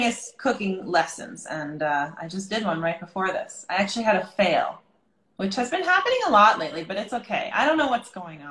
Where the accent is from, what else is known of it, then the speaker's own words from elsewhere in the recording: Massachusetts, United States; also born or lived in Brooklyn, New York; now in New York, United States; I'm from Massachusetts